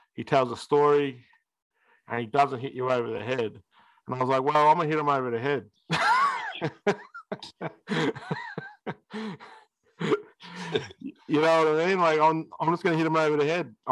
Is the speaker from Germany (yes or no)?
no; Australia; we're Australian